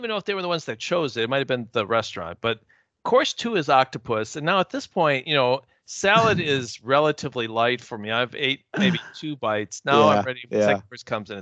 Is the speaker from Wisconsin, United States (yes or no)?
yes; Wisconsin, United States; I'm from Wisconsin